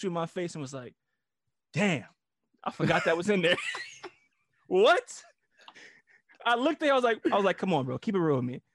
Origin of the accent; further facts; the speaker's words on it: New York, United States; moved away as an adult; also born or lived in Italy; I'm from New York